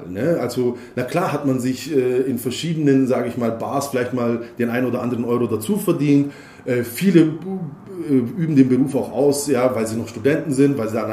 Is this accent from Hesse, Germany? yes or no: no; Heidenheim an der Brenz, Baden-Württemberg, Germany; born there; Ich bin geboren in Heidenheim an der Brenz und äh, am 4. September 1981